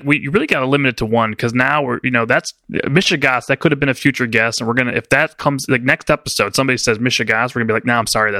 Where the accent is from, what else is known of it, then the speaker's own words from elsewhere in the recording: Illinois, United States; the great state of Illinois, my home state.